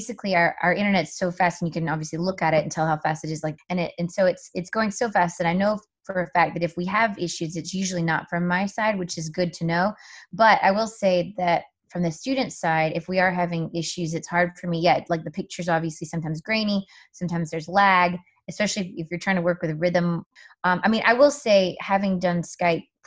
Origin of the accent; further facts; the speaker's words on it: South Carolina, United States; moved away; I grew up in South Carolina in an area that was pretty low income